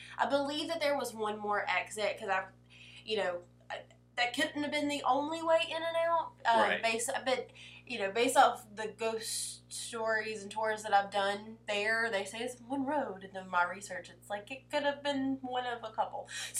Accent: the South, United States; my husband's a northerner and I'm from the South.

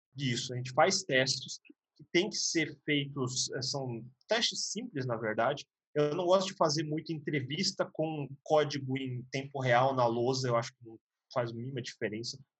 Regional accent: Brazil; eu sou japonês no Brasil

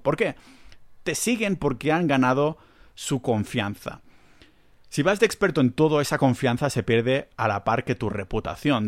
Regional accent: Catalonia, Spain; accent: Catalan; Yo tengo un acento catalán

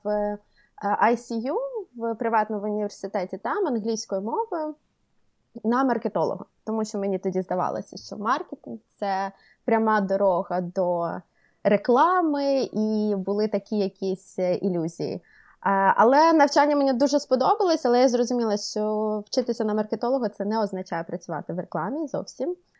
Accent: Kherson, Kherson Oblast, Ukraine; moved away as an adult; also born or lived in Sweden; now in Oslo, Norway; Я жила в, ем, в Україні, жила вчилася в Херсоні

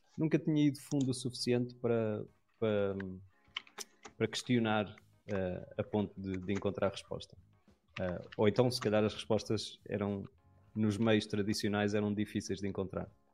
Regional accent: Lisbon, Portugal; eu sou de Lisboa.

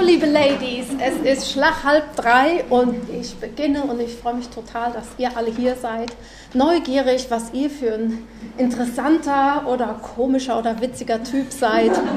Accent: Freudenberg, North Rhine-Westphalia, Germany; Ich komme aus Freudenberg, direkt an der A45

